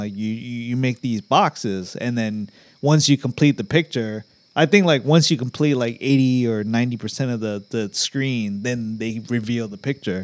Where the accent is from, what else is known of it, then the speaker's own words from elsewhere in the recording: Arlington, United States; we grew up in Arlington